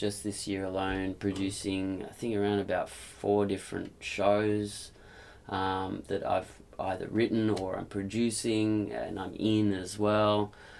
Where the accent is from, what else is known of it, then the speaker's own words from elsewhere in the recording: Perth, Western Australia, Australia; No, I'm from Perth.